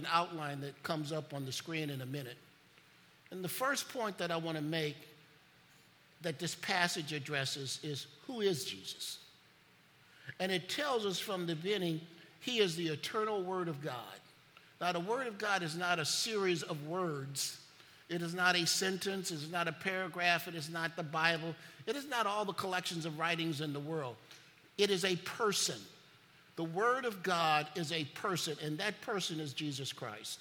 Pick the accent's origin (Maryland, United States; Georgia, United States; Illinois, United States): Illinois, United States; Chicago; When I grew up in Chicago, every year, you took a trip to the Museum of Science and Industry